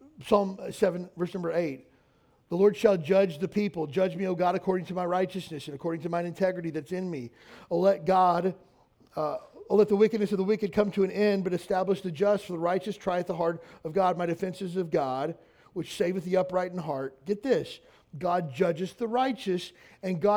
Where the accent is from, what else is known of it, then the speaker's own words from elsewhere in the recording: Kentucky, United States; moved away; I'm from Kentucky